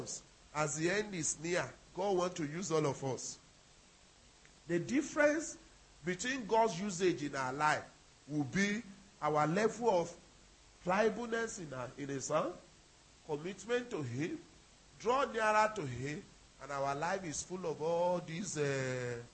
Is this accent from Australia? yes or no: no; Nigeria; I'm a Nigerian